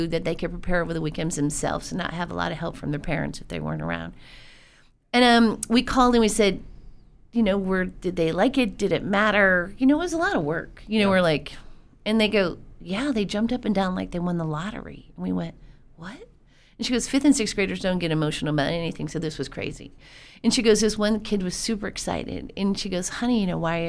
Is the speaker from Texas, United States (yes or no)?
yes; Keller, Texas, United States; We're from Keller. We're a family out of Keller that started this nonprofit in 2009.